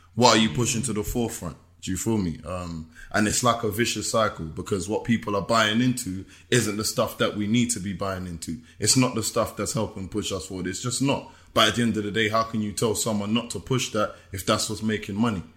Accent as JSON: {"language": "English", "region": "England", "country": "United Kingdom", "also_born_or_lived": "United States", "moved": "yes", "said": "being the English guy"}